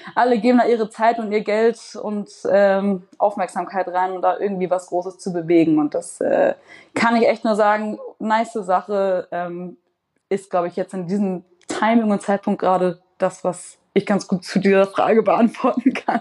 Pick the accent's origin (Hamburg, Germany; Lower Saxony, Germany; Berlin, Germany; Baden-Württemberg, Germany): Hamburg, Germany; moved away as an adult; also born or lived in London; in Wellingsbüttel oben aufgewachsen in Hamburg